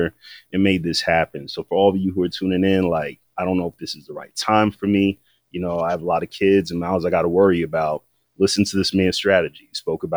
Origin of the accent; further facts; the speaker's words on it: Waterbury, Connecticut, United States; That's my hometown